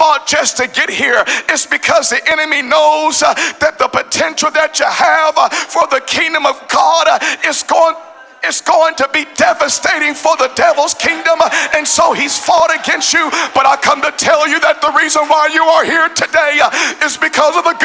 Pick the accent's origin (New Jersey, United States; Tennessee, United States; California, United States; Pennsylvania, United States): Tennessee, United States; as a Tennessean. I'm from Tennessee.